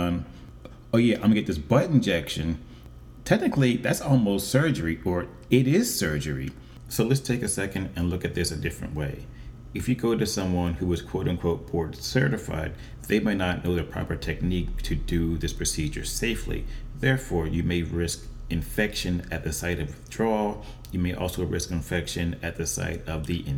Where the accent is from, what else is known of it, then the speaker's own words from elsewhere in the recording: Philadelphia, Pennsylvania, United States; my hometown of Philadelphia, Pennsylvania, in the United States